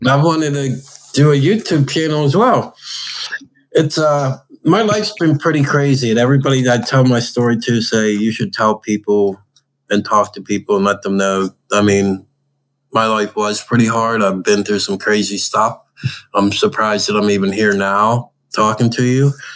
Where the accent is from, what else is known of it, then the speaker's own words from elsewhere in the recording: Pittsburgh, Pennsylvania, United States; I grew up in Pittsburgh and I grew up fishing with my dad all the time